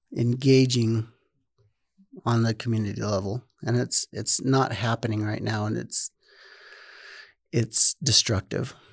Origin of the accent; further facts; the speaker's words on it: Rigby, Idaho, United States; also born or lived in North Dakota; I am born and raised in, well, I grew up in Rigby, Idaho